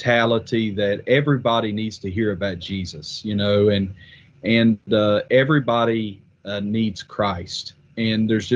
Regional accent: Wheelersburg, Ohio, United States; I was born in Ohio, actually, and my folks lived in southern Ohio, a place called Wheelersburg, Scioto County down there

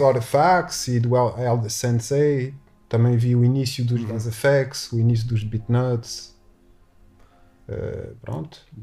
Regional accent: Paris, Île-de-France, France; moved away as an adult; also born or lived in Newark, United States; nasci, nasci em Paris.

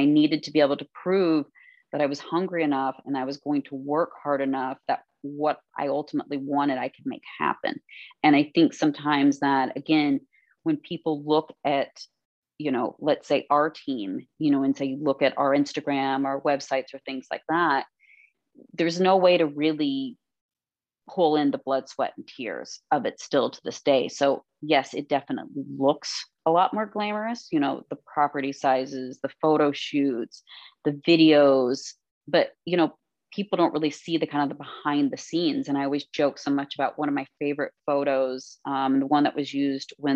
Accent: Kentucky, United States; also born or lived in Florida; now in New York, United States; we were little girls growing up in Kentucky

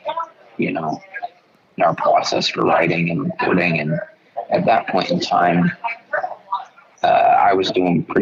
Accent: Chicago, Illinois, United States; also born or lived in Indianapolis; now in Nashville, United States; me and … are brothers, and we're both from Chicago

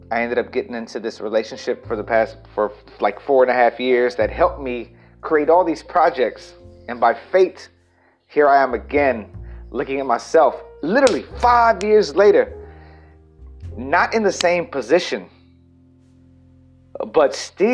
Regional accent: El Campo, Texas, United States; now in Los Angeles, United States; I moved back to El Campo, Texas, my hometown

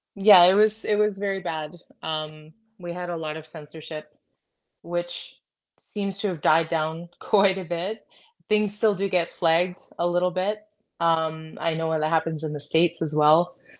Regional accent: Canada; I'm proud to be Canadian

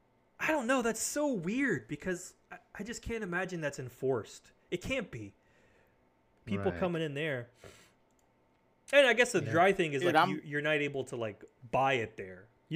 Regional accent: Tennessee, United States; moved away; also born or lived in Knox County, Tennessee; I'm from Tennessee

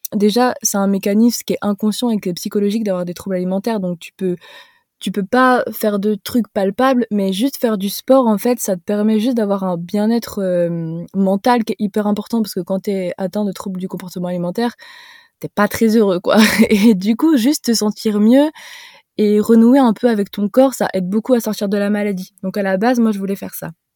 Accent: Haute-Savoie, Auvergne-Rhône-Alpes, France; also born or lived in Montpellier; je suis de Haute-Savoie.

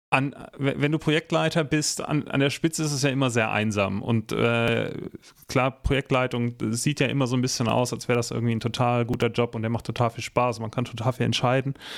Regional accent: Northern Germany, Germany; ich komme aus Norddeutschland

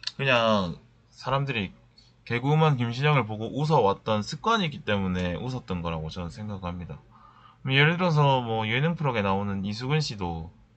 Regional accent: Busan, South Korea; now in Seoul, South Korea; 저는 사실 고향이 부산이니까

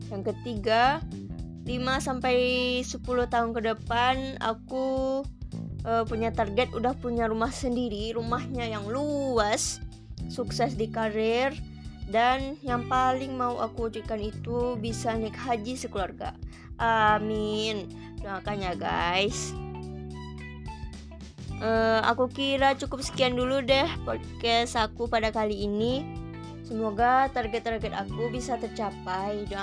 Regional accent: Padang, West Sumatra, Indonesia; Berasal dari Padang, Sumatera Barat

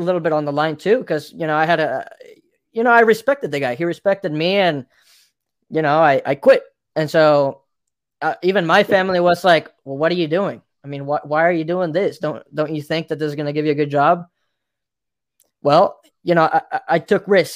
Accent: Mexico; moved away; I come from Mexico, and I tell you something, down there, we didn't have much

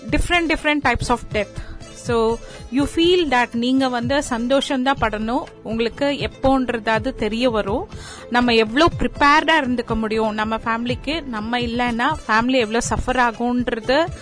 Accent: Ooty, Tamil Nadu, India; now in Coimbatore, India; basically I'm from ஊட்டி இப்போ ரொம்ப வருஷமா இங்க கோயம்புத்தூர்ல தான் இருக்கேன்

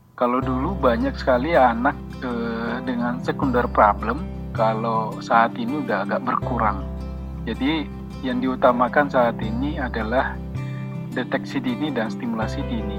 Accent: Makassar, South Sulawesi, Indonesia; moved away as an adult; now in Jakarta, Indonesia; saya dari Makassar dari ujung Pandang

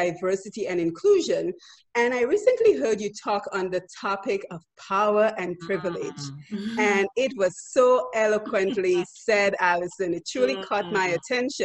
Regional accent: Dominica; moved away; you and I came from Dominica, which is a relatively poor country

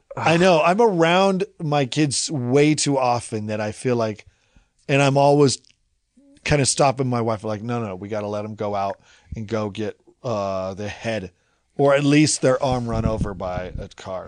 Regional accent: Salem, Oregon, United States; I grew up in Oregon. I grew up in this neighborhood.

